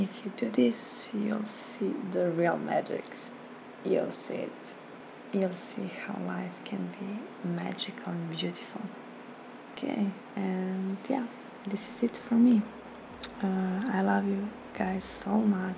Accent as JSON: {"language": "English", "country": "Slovenia", "said": "I am from Slovenia"}